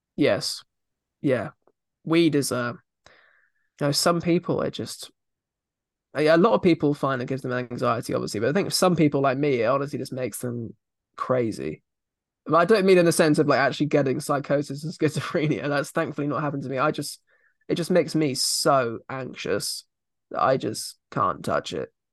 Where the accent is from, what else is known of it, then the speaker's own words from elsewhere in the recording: Surrey, South East England, United Kingdom; I come from Surrey